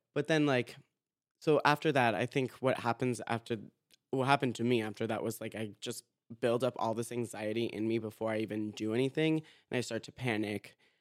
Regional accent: Boca Raton, Florida, United States; I'm from Boca Raton, Florida

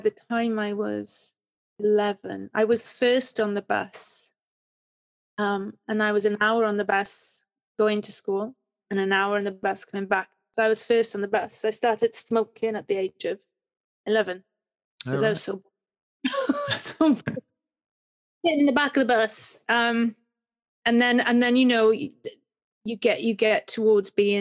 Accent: Swansea, Wales, United Kingdom; also born or lived in Cardiff; I was born in Cardiff and then I went to school there, Welsh language nursery, Welsh language school. Then we moved to Swansea when I was seven

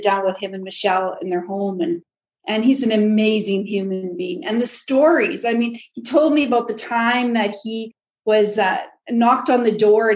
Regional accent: a small town in Saskatchewan, Canada; I'm from Canada, a small town in Saskatchewan, Canada

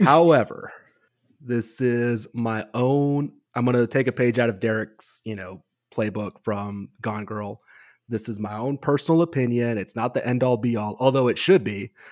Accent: West Coast, United States; moved away; I grew up on the West Coast

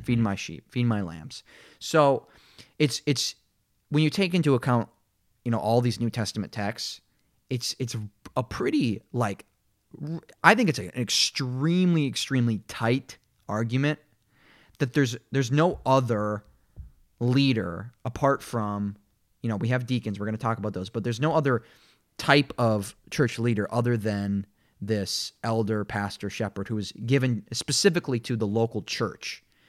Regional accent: Minnesota, United States; now in Kansas City, United States; growing up in Minnesota

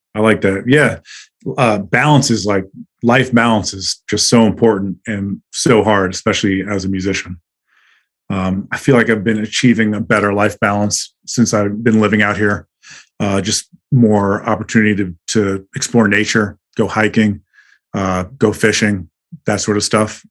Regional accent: Long Island, New York, United States; moved away as an adult; now in Salt Lake City, United States; I grew up um, on Long Island, you know, the suburbs of the city

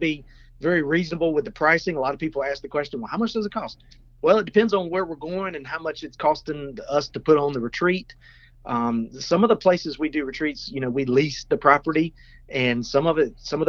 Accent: South Carolina, United States; here I am from South Carolina

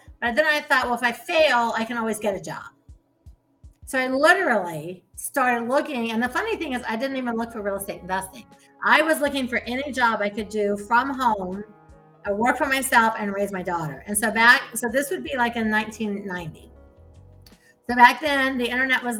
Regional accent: Ohio, United States; I was raised in Ohio and in the Midwest

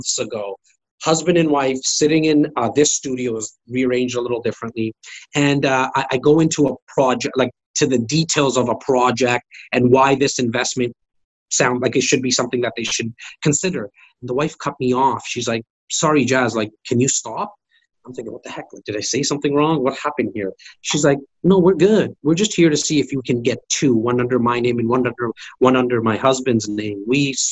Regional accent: Toronto, Ontario, Canada; I'm a kid from Rexdale, an area that most people don't

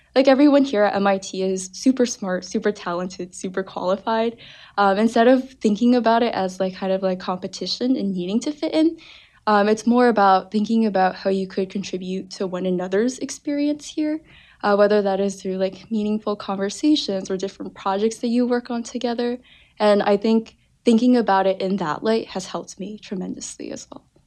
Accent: Parsippany, New Jersey, United States; I'm originally from New Jersey. Uh, the northern part of New Jersey, a town called Parsippany, closer to New York City.

